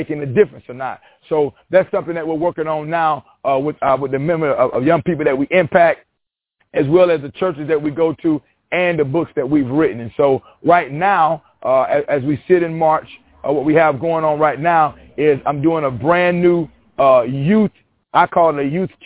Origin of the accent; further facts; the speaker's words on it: Panama City, Florida, United States; also born or lived in Walton County, Florida / Union Springs, Alabama; I'm born and raised in Panama City, Florida